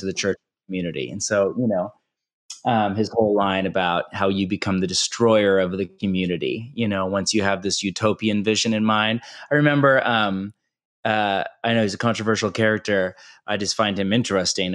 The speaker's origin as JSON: {"language": "English", "region": "California", "country": "United States", "also_born_or_lived": "Portland, Oregon", "moved": "yes", "said": "I'm from California"}